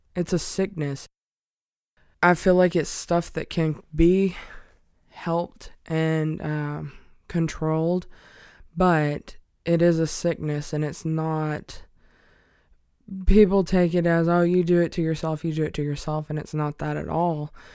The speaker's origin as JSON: {"language": "English", "region": "Alabama", "country": "United States", "moved": "as an adult", "said": "I'm originally from a super small town in Alabama"}